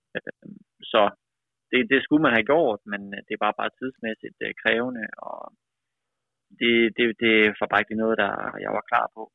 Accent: Aalborg, North Denmark Region, Denmark; moved away; also born or lived in United States; Født og opvokset i Aalborg, i Vejgaard.

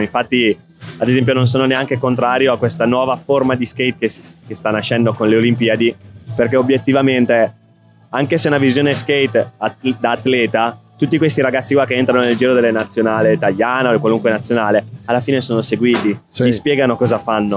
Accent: Reggio Emilia, Emilia-Romagna, Italy; now in Milan, Italy; Reggio, sono di Reggio Emilia

